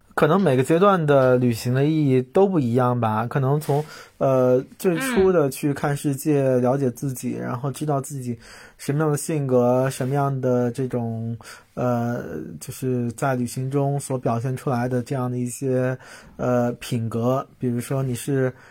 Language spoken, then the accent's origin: Chinese; China; 我们中国人对生死的理念嗯。就比较，呃，沮丧、悲观、肃穆